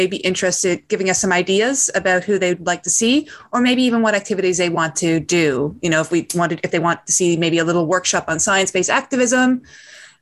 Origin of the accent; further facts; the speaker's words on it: Newfoundland and Labrador, Canada; I come from Newfoundland. Newfoundland, you know, it's not dangerous